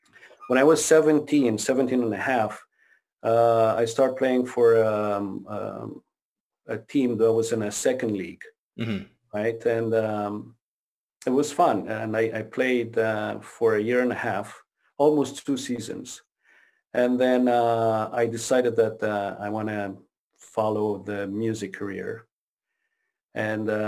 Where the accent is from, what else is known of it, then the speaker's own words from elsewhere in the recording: Romania; English is a second language; also born or lived in Quebec, Canada; now in Ontario, Canada; I grew up in Romania